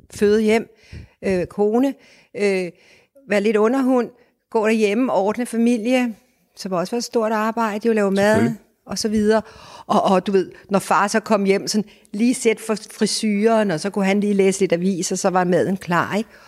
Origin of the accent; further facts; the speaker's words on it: Denmark; vi danskere